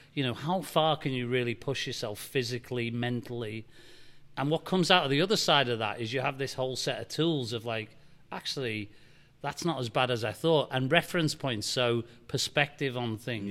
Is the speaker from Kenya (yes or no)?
no; Liverpool, North West England, United Kingdom; now in Nashville, United States; I grew up in Liverpool, England, and, and tough city